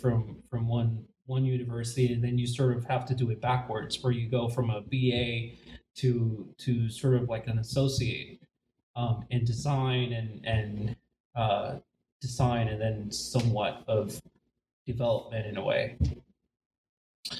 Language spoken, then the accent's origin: English; Puerto Rico; moved away; I was born in Puerto Rico, born and raised, and I went to school in Puerto Rico